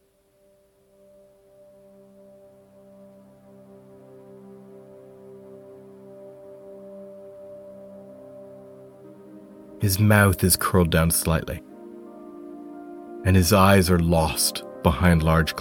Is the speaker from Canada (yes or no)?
yes; Canada; now in Scotland, United Kingdom; I'm a Canadian reporter based in Scotland.